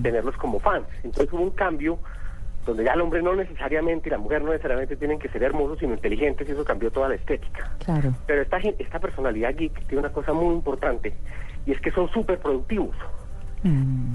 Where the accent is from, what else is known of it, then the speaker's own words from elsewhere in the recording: Colombia; Nosotros en Colombia